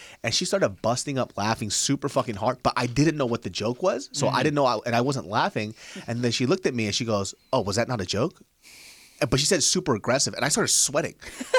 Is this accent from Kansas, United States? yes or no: yes; Kansas, United States; I'm from Kansas.